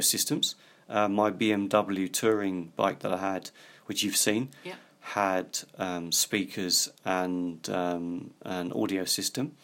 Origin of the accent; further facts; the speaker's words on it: United Kingdom; I come from Britain, which is an island.